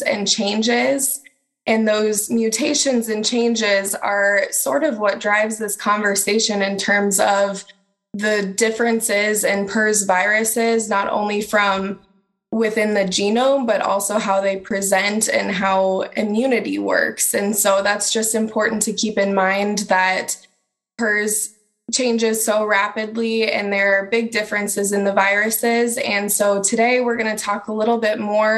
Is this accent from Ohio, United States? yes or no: no; Algona, Iowa, United States; I grew up in Algona, Iowa, so it's kind of like coming back home to me